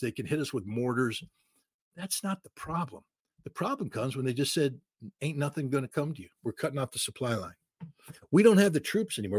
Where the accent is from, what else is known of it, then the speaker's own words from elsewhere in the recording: United States; as an American